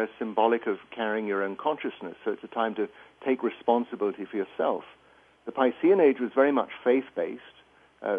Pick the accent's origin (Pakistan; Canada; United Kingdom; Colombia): United Kingdom; England; moved away as an adult; as you can probably get from my accent, I grew up in England, went through the schooling system there